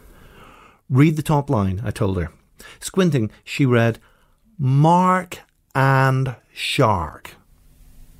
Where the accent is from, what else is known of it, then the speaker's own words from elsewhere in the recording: Northern Ireland, United Kingdom; growing up in Northern Ireland